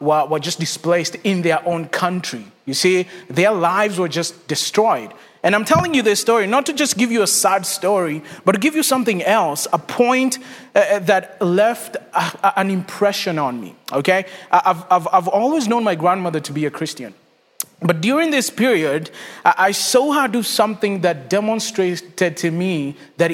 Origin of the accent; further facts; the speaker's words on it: Kenya; moved away as an adult; also born or lived in Texas; now in Charlotte, United States; I was born and raised in Kenya. My wife and I moved to the States in 2014 to go to seminary